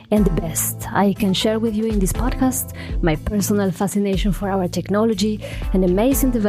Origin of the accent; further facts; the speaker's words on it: Ecuador; I come from Ecuador.